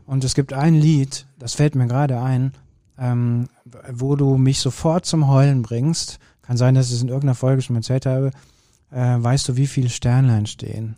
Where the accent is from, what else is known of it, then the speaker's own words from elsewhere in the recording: Kürten, North Rhine-Westphalia, Germany; Ich bin ja in Kürten groß geworden